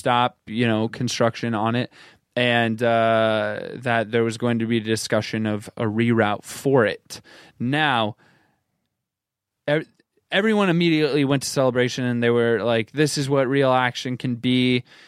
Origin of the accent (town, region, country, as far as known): United States